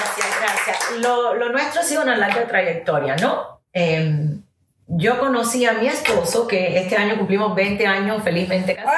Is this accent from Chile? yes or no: no; United States; first language English; Spanish is a second language; aunque hable muy bien el español, soy americana y es mi primer idioma